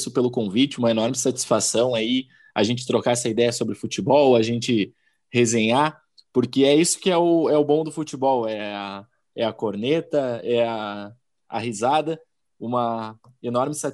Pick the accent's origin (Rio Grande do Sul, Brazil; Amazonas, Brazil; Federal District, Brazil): Rio Grande do Sul, Brazil; Vacaria; E quero mandar também um abraço para toda a rapaziada lá da minha cidade, lá do Rio Grande, da Vacaria.